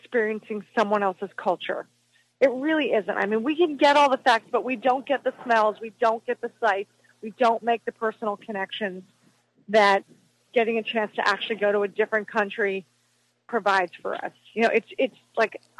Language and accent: English; Philadelphia, Pennsylvania, United States; moved away as an adult; also born or lived in Chicago; I'm originally from Philadelphia